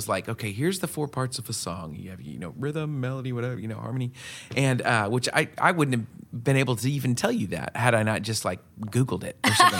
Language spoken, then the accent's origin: English; West Coast, United States; so I grew up on the West Coast from very interesting parents, you know. I lived like in the mountains